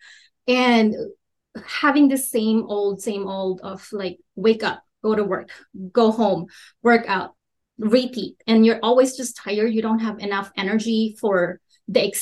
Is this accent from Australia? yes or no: no; Philippines; moved away; also born or lived in Minnesota; I grew up in the Philippines.